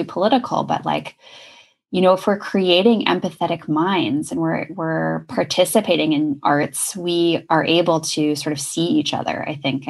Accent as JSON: {"language": "English", "region": "New Mexico", "country": "United States", "tie": "born or raised there", "said": "a child of the 80s, right, growing up in New Mexico, playing outside with worms and bugs"}